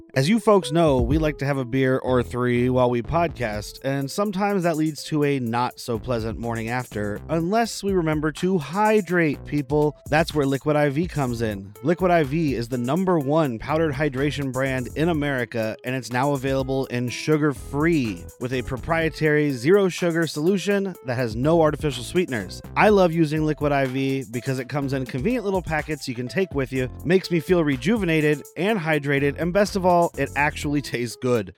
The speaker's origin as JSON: {"language": "English", "region": "Arizona", "country": "United States", "said": "I'm from Arizona"}